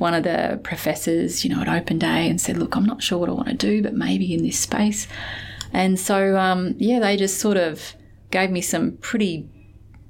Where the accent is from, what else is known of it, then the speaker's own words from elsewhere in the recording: Weipa, Queensland, Australia; now in Perth, Australia; I grew up in Weipa, well, you know, far north Queensland, on the west side of the Cape.